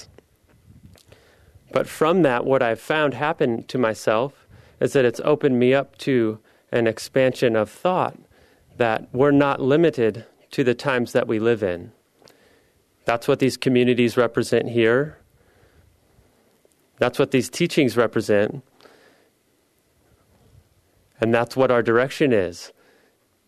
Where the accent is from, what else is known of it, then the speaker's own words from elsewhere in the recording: Midwest, United States; moved away as an adult; also born or lived in Philadelphia / San Francisco / Los Angeles; now in Seattle, United States; I grew up in the Midwest, and I went to school at the University of Missouri